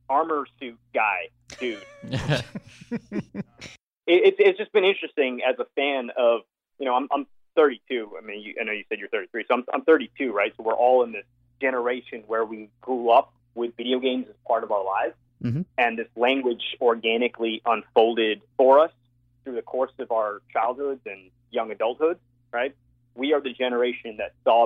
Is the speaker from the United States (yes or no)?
no; Hong Kong; I grew up in Hong Kong